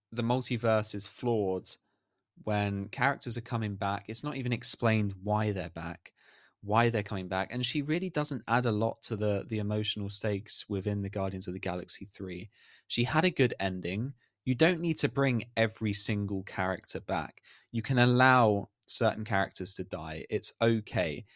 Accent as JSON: {"language": "English", "country": "United Kingdom", "said": "I'm British"}